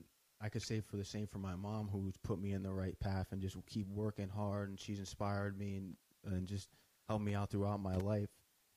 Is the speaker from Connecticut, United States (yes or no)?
yes; Norwalk, Connecticut, United States; I was born in Norwalk and living here ever since.